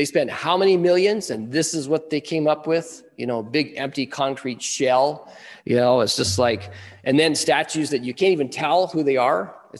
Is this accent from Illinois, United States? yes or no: no; Wyoming, United States; now in Nebraska, United States; I come from Wyoming, I grew up in the beautiful mountains.